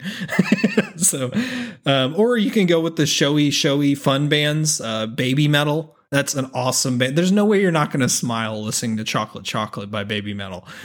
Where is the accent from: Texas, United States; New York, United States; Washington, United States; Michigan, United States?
Texas, United States; I'm a Texan